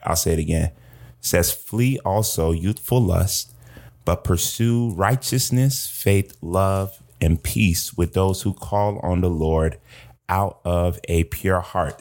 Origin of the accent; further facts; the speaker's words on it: Georgia, United States; I am from Georgia